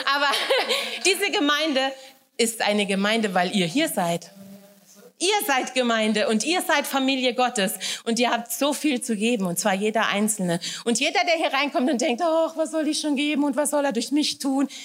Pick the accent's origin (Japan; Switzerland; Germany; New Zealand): Germany; Wächtersbach, Hesse; accent: Hessisch; moved away as an adult; now in Upper Bavaria, Germany; Ich komme aus Wächtersbach ursprünglich, ja, da, da wohnen meine Eltern